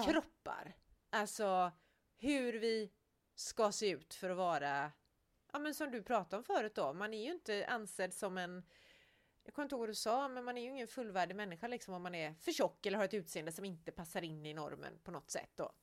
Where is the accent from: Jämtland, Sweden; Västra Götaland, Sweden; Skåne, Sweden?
Västra Götaland, Sweden; Gothenburg; Jag är ändå från Göteborg